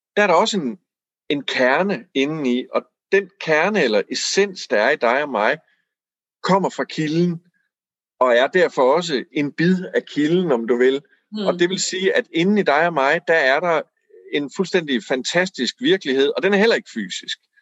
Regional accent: Aarhus, Central Denmark Region, Denmark; jeg voksede op i Aarhus

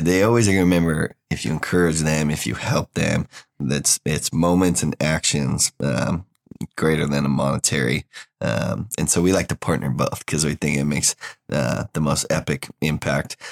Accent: Oregon, United States; moved away as an adult; now in Waco, United States; I'm from Oregon originally

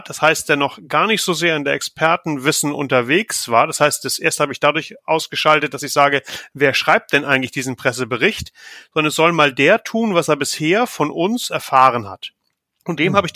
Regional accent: Northern Germany, Germany; bin so ein norddeutsches Licht in der Nähe von Hamburg, aus den vor den Toren von Hamburg, da ist so meine Heimat, wo ich herkomme

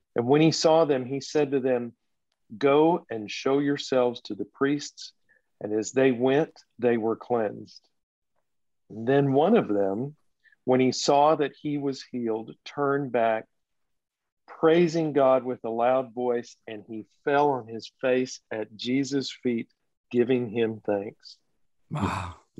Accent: Texas, United States; now in Nashville, United States; I grew up in Texas

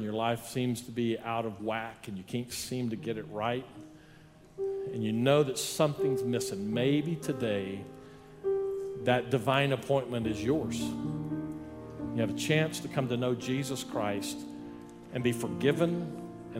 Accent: Odessa, Texas, United States; now in El Paso, United States; I grew up in Odessa, but I've learned some other things here in El Paso.

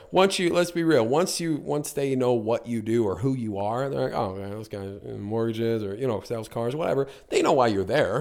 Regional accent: North Carolina, United States; moved away as an adult; also born or lived in Niagara Falls, Canada; now in Canada; grew up, uh, most of my life in North Carolina

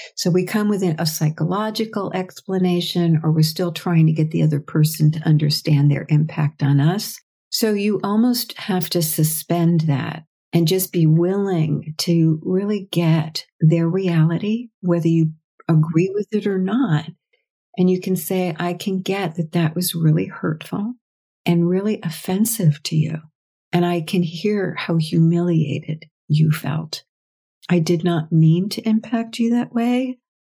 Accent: United States; I'm American

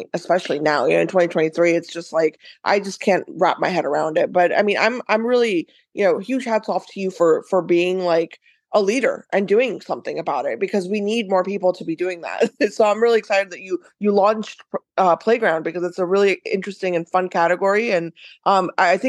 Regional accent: United States; growing up in the US

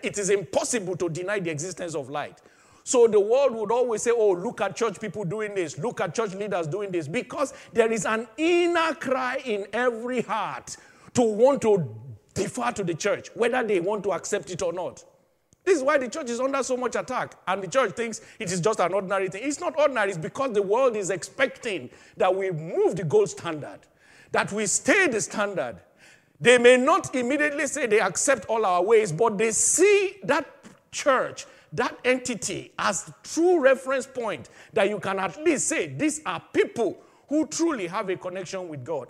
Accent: Nigeria; my home country, Nigeria

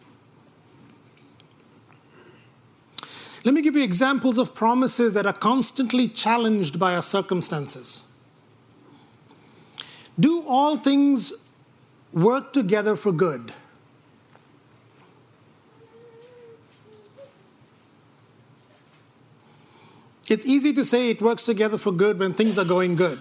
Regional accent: India; moved away; When I grew up in India

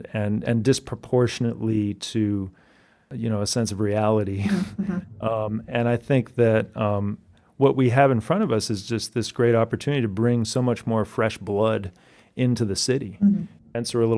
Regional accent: New York City, New York, United States; so yes, I am a New Yorker.

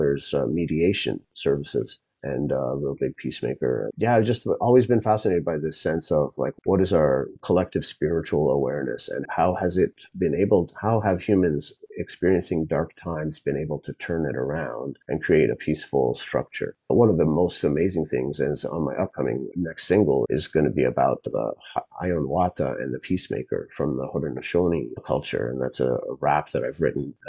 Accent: Zambia; moved away; when I grew up in Zambia and went to school in a public school out in the bush and lived in the suburbs of the capital

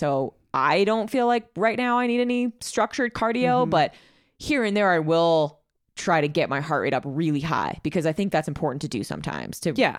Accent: Chicago, Illinois, United States; I'm from Chicago, so I walk

